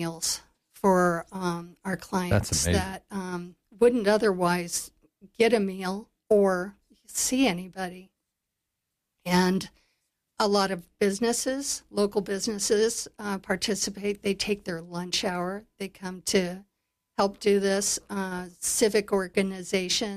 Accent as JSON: {"language": "English", "town": "Big Horn", "region": "Wyoming", "country": "United States", "tie": "born or raised there", "said": "I grew up here. I grew up in Bighorn, and I was raised to be in service."}